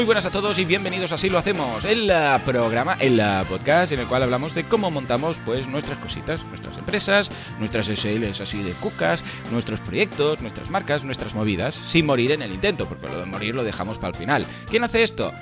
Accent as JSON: {"language": "Spanish", "region": "Catalonia", "country": "Spain", "said": "soy catalán"}